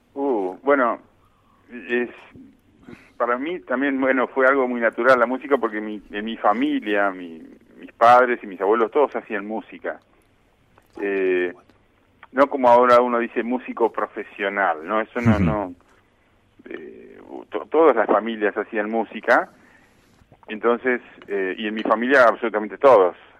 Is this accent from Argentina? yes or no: yes; Gaiman, Chubut, Argentina; also born or lived in Buenos Aires / Wales; soy argentino